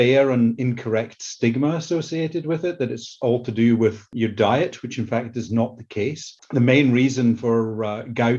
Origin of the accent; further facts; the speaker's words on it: Scotland, United Kingdom; accent: Scottish; moved away as an adult; now in United States; Started off my career in the UK, that you can probably tell from my Scottish accent